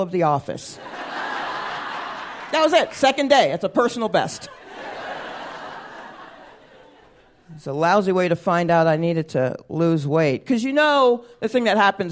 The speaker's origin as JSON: {"language": "English", "region": "the South", "country": "United States", "tie": "born or raised there", "said": "I'm a black woman. I grew up in the South."}